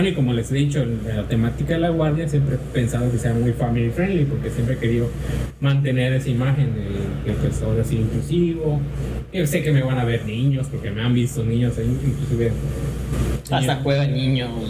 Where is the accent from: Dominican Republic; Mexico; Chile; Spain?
Chile; mi tío yo crecí en Chile